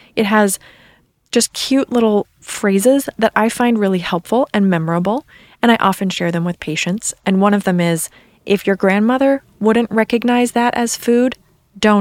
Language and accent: English; East Coast, United States; moved away; I'm from the East Coast, so I say soda